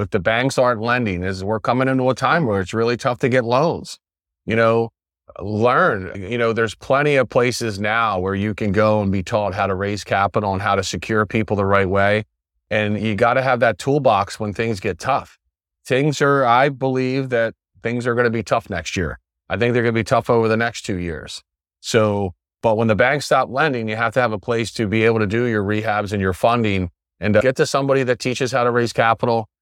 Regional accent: West Chester, Pennsylvania, United States; moved away as an adult; now in Sarasota, United States; I'm from Westchester, Pennsylvania

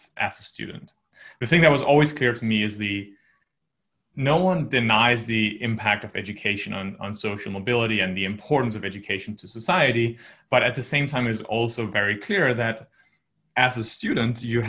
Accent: just north of Copenhagen, Capital Region of Denmark, Denmark; moved away as an adult; also born or lived in United States / United Kingdom / China; I'm originally from Denmark. I grew up there, just north of Copenhagen, for about 18 years

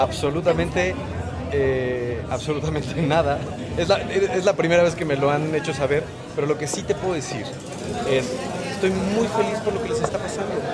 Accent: Mexico; como mexicanos

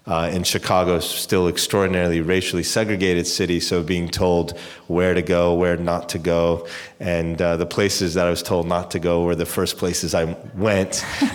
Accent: Amman, Jordan; also born or lived in Europe; I was born in Amman.

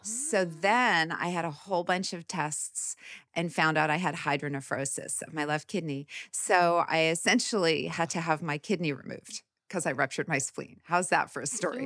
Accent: Winnipeg, Manitoba, Canada; moved away as an adult; also born or lived in Kansas City, Kansas; now in United States; I grew up in the Midwest in Canada

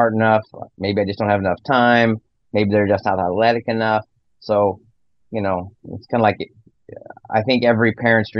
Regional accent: Nebraska, United States; I grew up in Nebraska and grew up in town

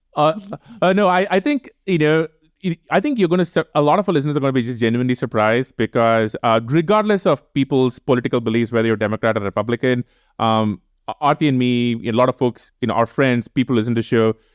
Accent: India; moved away as an adult; now in United States; We grew up in India. You know, India will always be the place we come from

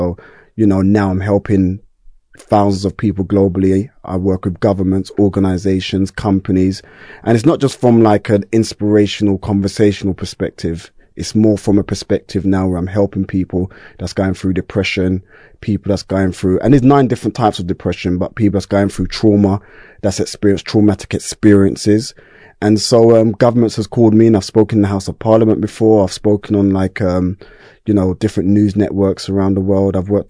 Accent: Brixton, London, United Kingdom; yeah, Stockwell Park Estate, yeah. And so we're talking like, I was born in the 70s, I'm a 70s baby, late 70s.

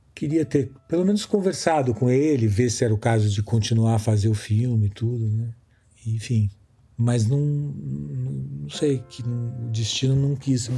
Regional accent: São Paulo, Brazil; moved away as an adult; also born or lived in Rio de Janeiro; como paulista também, que depois morei muitos anos no Rio

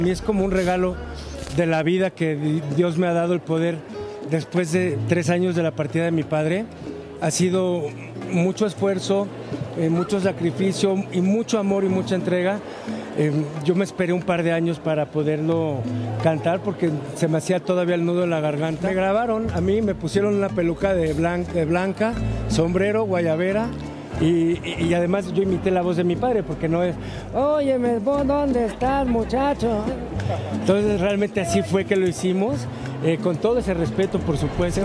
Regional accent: Patagonia, Argentina; moved away as an adult; now in Mexico; Yo soy argentina, pero también soy mexicana. Yo me hice mexicana hace muchos años. Iba a cumplir 48 años con mi esposo y yo fui la culpable de venirnos de la Patagonia a México y quedarnos a vivir en México

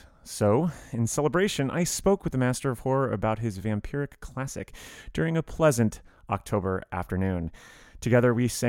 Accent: Miami, Florida, United States; moved away as an adult; now in Chicago, United States; I'm I'm from Miami, so this is my 13th year in Chicago

